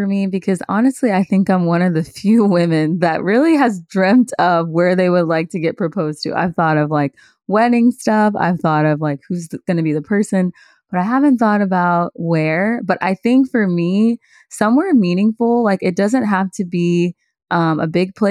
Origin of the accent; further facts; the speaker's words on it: Houston, Texas, United States; somewhere meaningful in Houston. It's my hometown.